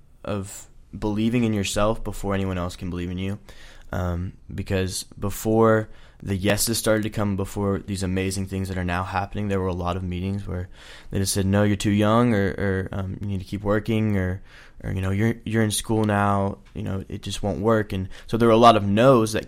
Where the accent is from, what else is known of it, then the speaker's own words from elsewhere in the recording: Nashville, Tennessee, United States; also born or lived in Chattanooga; I grew up in Nashville. I'm from Nashville